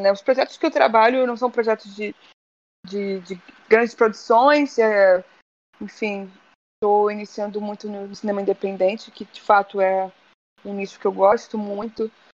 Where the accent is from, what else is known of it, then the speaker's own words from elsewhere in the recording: Rio de Janeiro, Brazil; cresci na Penha, Penha, Penha, subúrbio do Rio, depois fui para Tijuca. Eu nasci na Tijuca